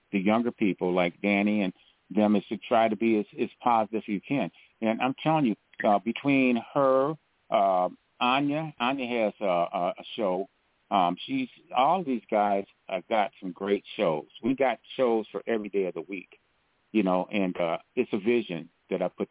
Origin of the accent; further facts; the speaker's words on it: Grand Rapids, Michigan, United States; Grand Rapids, my hometown